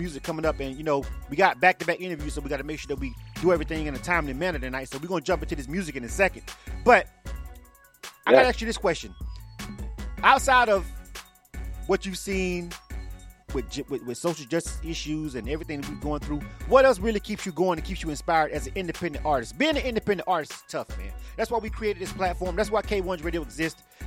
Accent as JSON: {"language": "English", "town": "Panama City", "region": "Florida", "country": "United States", "tie": "born or raised there", "moved": "yes", "lives_now": "Atlanta, United States"}